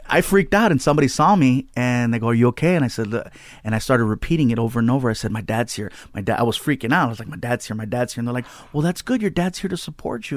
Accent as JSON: {"language": "English", "town": "Long Beach", "region": "California", "country": "United States", "tie": "born or raised there", "also_born_or_lived": "San Diego", "said": "Long Beach is where I grew up."}